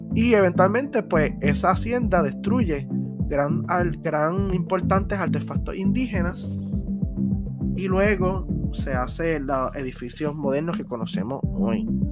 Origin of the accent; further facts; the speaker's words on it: Ponce, Puerto Rico; Nosotros que somos de Ponce